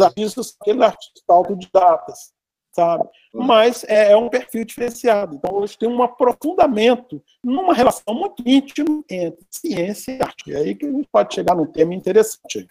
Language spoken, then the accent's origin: Portuguese; Belo Horizonte, Minas Gerais, Brazil; also born or lived in Curvelo; Eu sou natural de Curvelo, né? eu nasci em Curvelo, ah. em Curvelo, é Belo Horizonte, e aqui fiquei residente desde criança